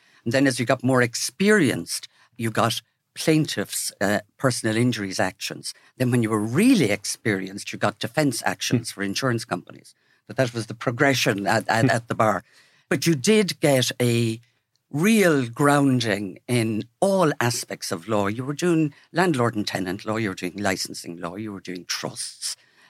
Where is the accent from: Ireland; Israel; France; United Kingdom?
Ireland; Wexford, Leinster; I grew up in Wexford.